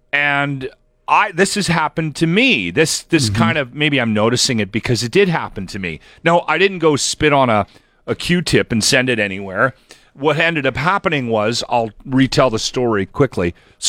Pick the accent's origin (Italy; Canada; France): Canada; I'm very Canadian. I'm proud to be Canadian.